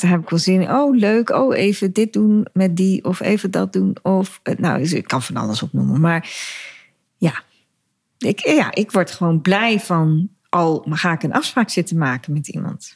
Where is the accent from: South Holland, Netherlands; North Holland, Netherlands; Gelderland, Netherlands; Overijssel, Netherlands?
Gelderland, Netherlands; Dieren; also born or lived in De Steeg; ik in Dieren, waar ik opgegroeid ben